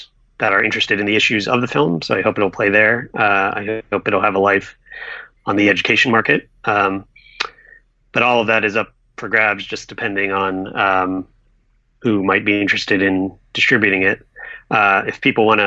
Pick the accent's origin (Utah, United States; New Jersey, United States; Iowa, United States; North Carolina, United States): North Carolina, United States; Durham; moved away; I grew up in Durham, North Carolina